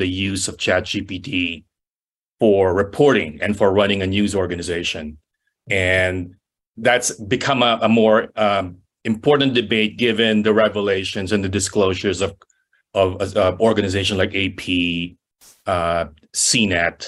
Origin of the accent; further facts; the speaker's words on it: Philippines; moved away as an adult; also born or lived in San Francisco; now in United States; I'm from the Philippines.